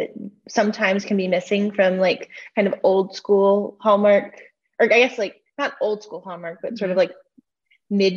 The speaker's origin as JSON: {"language": "English", "region": "the South", "country": "United States", "said": "I'm from the South"}